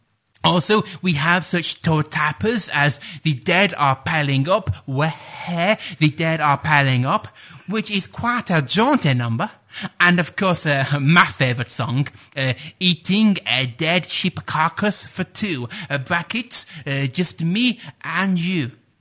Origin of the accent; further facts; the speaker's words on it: Sheffield, Yorkshire and the Humber, United Kingdom; But as I'm sure you can tell from my accent, I am Sheffield born and bred.